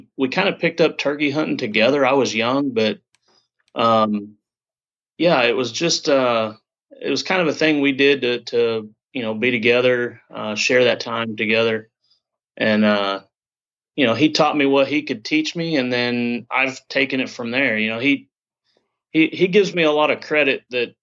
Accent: Southern Illinois, United States; I'm from Southern Illinois, actually straight east of St. Louis, about an hour and a half. Grew up here

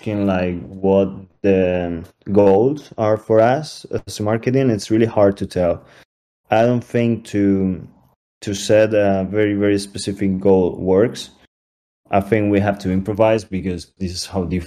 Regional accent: Spain; We're from Spain, most of us.

